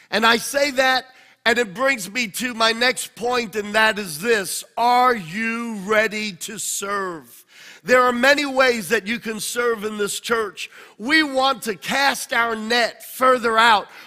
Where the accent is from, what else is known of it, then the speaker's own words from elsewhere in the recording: Australia; moved away as an adult; now in United States; When God told me to pioneer the church, I came from Australia uh, via New York.